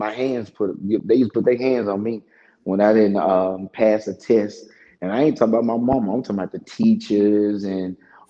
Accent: Memphis, Tennessee, United States; I'm from Memphis.

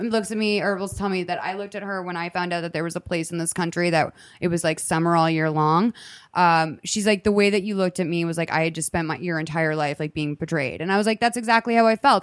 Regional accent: California, United States; now in San Diego, United States; I was born and raised in California

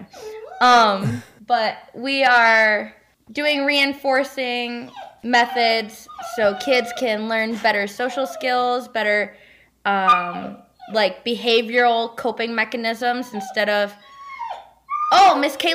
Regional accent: west side of Michigan, United States; So I'm from Michigan. So like west side of Michigan, that's where I'm from. I grew up in Michigan

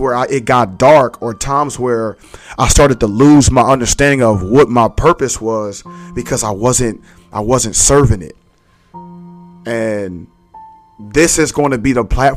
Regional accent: Philadelphia, Pennsylvania, United States; born and raised in Philly. You know, I grew up in Abbotsford Projects

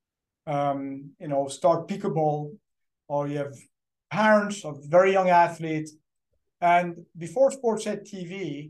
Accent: French part of Switzerland, Romandy, Switzerland; English is a second language; moved away as an adult; also born or lived in Atlanta, United States; now in United States; I was born in Switzerland, in the French part of Switzerland

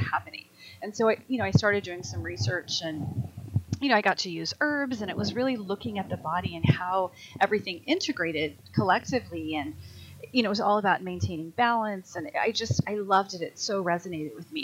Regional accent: Colorado, United States; I grew up in Colorado, and you know, mountain biking is just a thing that everybody does.

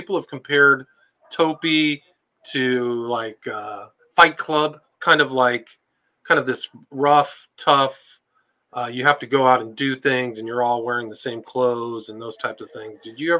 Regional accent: California, United States; I remember, even where I grew up in Northern California, I didn't know it at the time

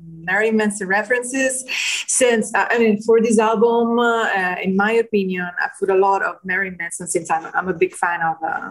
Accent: Rome, Lazio, Italy; We are from Rome

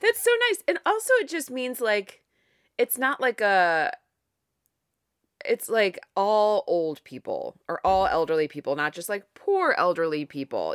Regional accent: Ohio, United States; it's my home state and because I'm literally recording this in Ohio

